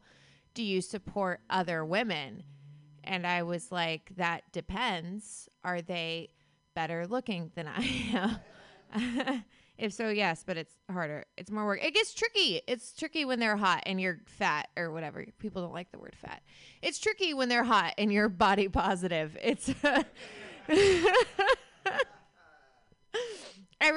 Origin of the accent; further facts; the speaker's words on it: Lincoln City, Oregon, United States; I'm from Oregon. I grew up in Lincoln City, which is a tiny coastal town in Oregon